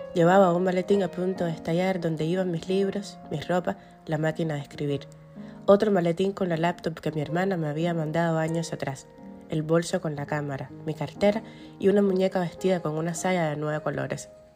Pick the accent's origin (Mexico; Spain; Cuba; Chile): Cuba; moved away as an adult; now in United States; Recorro la ciudad en la que vivo, como otrora recorrí la que me vio nacer